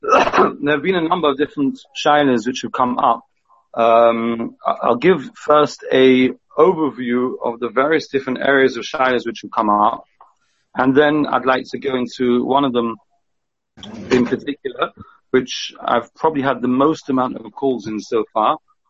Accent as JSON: {"language": "English", "region": "England", "country": "United Kingdom", "said": "we're all English, we want to do the right thing."}